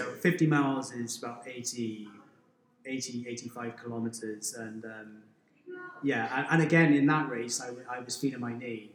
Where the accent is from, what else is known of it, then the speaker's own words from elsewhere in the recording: Wales, United Kingdom; now in Hong Kong; I grew up in Wales, so as soon as I could walk, they would throw me a rugby ball